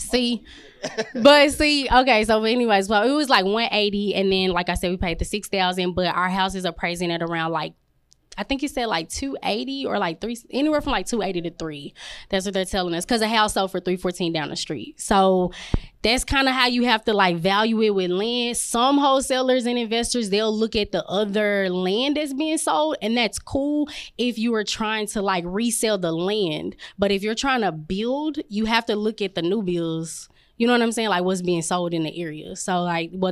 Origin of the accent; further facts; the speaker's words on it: Dallas, Texas, United States; I'm from South Dallas, so we just moved back.